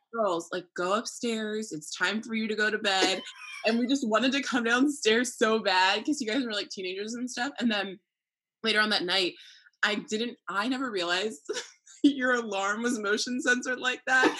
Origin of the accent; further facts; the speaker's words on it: New Jersey, United States; moved away as an adult; also born or lived in Maryland; now in California, United States; I'm from New Jersey, just like you, down the street